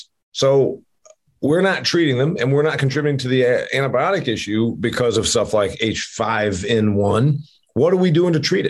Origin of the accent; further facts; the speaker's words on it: Indiana, United States; My home state of Indiana, I think, is number one or two duck producer